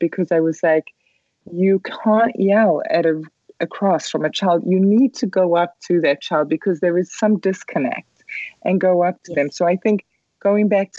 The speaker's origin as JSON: {"language": "English", "country": "South Africa", "tie": "born or raised there", "moved": "yes", "said": "I grew up in South Africa"}